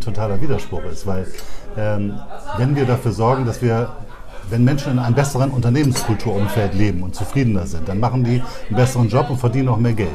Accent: Bremen, Germany; ich bin totaler Bremer

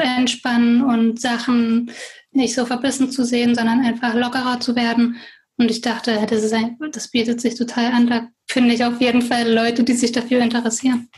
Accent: Germany; moved away as an adult; also born or lived in Berlin / Paris / Southern France; now in France; Ich bin in Deutschland geboren und aufgewachsen

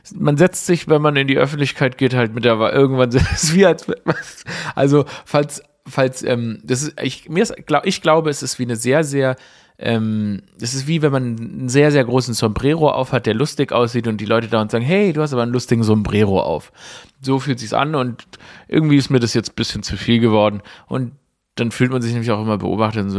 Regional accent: Germany; wir als Deutsche

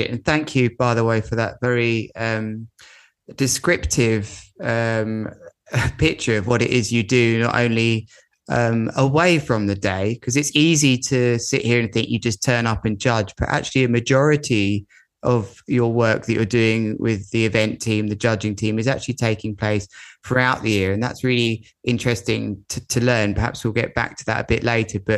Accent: United Kingdom; I'm a Brit. I'm a Brit.

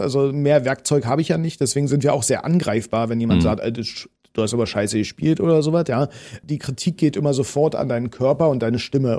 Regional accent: Potsdam, Brandenburg, Germany; accent: Berlinern; ich komme aus Potsdam, das sage ich schon seitdem ich äh, geboren bin. Meine Mutter hat auch nicht anders geredet

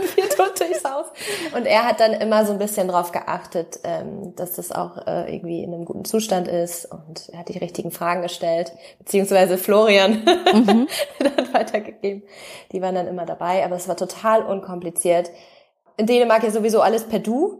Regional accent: North Frisia, Schleswig-Holstein, Germany; moved away as an adult; also born or lived in Flensburg; now in Denmark; wir kommen aus der ähm, aus der Nordseeregion, Nordfriesland, also direkt andere Seite. Es ist eigentlich nur die, Grenze, die dänische Grenze entlangfahren von der Ostsee einmal rüber zur Nordsee. Dort kommen wir gebürtig her

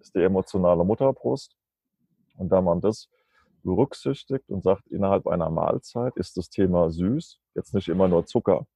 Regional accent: Germany; moved away as an adult; now in Kassel, Germany; ich komme ja aus der Nähe von Mannheim, also zwischen Mannheim und Darmstadt

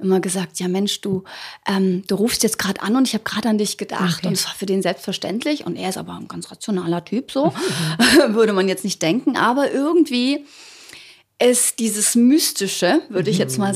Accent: Ugljan island, opposite Zadar, Zadar County, Croatia; now in Germany; von der Insel Uglian

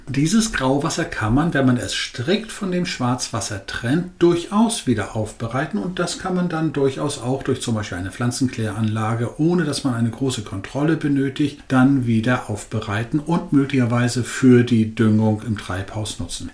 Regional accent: Northern Germany, Germany; Als Norddeutscher

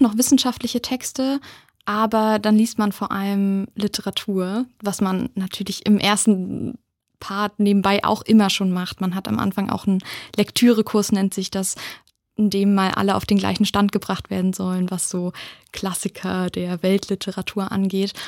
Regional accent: Wittenberg, Saxony-Anhalt, Germany; moved away as an adult; now in Mainz, Germany; Ich komme aus Wittenberg, also aus der Nähe von Leipzig

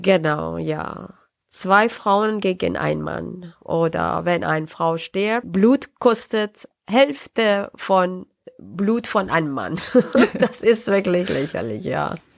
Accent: Tehran, Tehran Province, Iran; German is a second language; moved away as an adult; also born or lived in Saarbrücken, Germany; now in Nuremberg, Germany; Ich bin äh, 75 im Teheran geboren äh, und äh, meinen Studiumabschluss gemacht im äh, Teheran äh, und dann bin ich äh, 2004 nach Deutschland gekommen

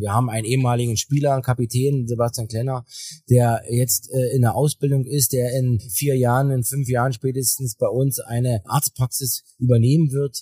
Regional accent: Weißwasser, Saxony, Germany; bei uns in der Lausitz äh, wächst ja jeder mit einem Schlittschuh irgendwie auf

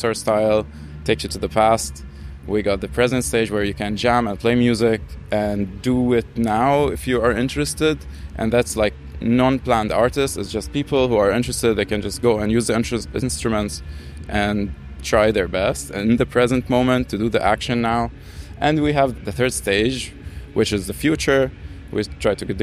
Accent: Damascus, Damascus Governorate, Syria; moved away; also born or lived in Kleve, Germany; I was born in Damascus and I grew up here like 6 years

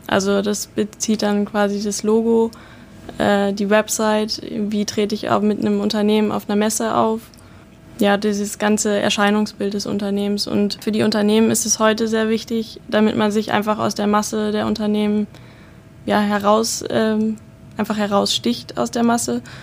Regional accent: Bielefeld, North Rhine-Westphalia, Germany; moved away as an adult; now in Hamburg, Germany; ich komme aus der Stadt, die es nicht gibt, quasi, also aus der Ecke Bielefeld. Ähm, ja, und bin jetzt seit 2018 hier in Hamburg.

